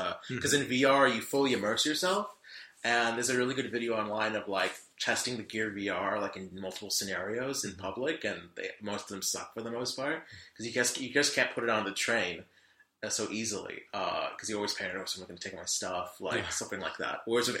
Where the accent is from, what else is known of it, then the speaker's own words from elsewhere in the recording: United States; Like, as a American, you think, oh, pot and Red Light District